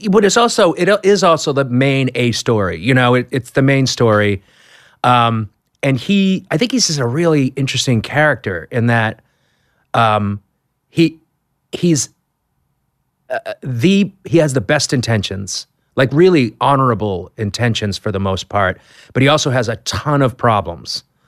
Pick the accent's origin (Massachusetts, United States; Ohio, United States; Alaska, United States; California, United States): Massachusetts, United States; Boston; I'm from Boston